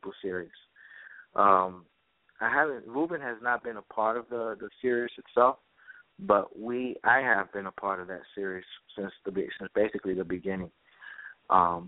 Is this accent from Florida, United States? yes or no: no; New York City, New York, United States; growing up in the Bronx